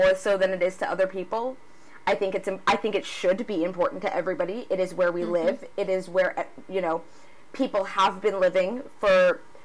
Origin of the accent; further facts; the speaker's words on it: Boston, Massachusetts, United States; I actually grew up in Boston, or right outside of Boston